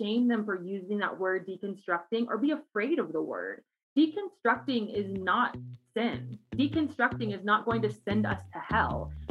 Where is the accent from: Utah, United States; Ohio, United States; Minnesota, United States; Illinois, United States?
Ohio, United States; Cincinnati; moved away as an adult; now in Colorado Springs, United States; I'm originally from Cincinnati, Ohio, grew up there my whole life